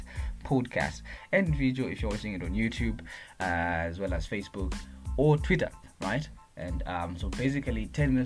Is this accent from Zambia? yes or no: yes; Kabwe, Central Province, Zambia; moved away as an adult; also born or lived in Bwenya Village, Chisamba, Central Province; now in Lusaka, Zambia; I'm a Zambian youth, aged 21 years old, from Kabwe Central Province, but currently in Lusaka for my studies. And I was born in Bwenya Village in Chisamba Central Province.